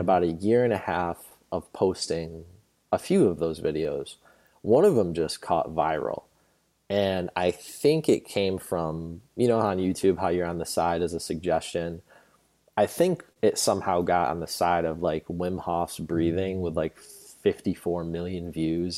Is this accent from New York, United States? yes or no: yes; New York, United States; moved away; I went home to New York, where I'm originally from, born and raised in New York